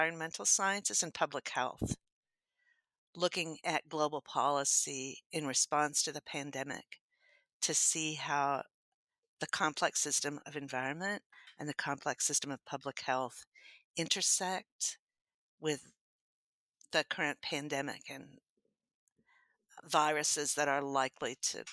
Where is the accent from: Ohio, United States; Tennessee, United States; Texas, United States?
Texas, United States; Happy; I was born in Happy, Texas.